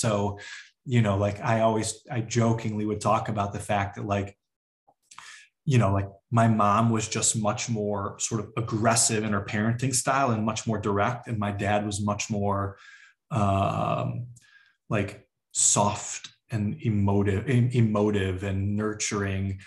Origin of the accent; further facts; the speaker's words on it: just outside of Chicago, Illinois, United States; I grew up just outside of Chicago